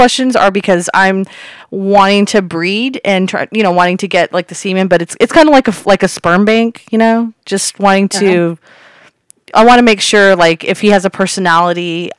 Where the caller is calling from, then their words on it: Buena Park, California, United States; I'm calling from Buena Park, California.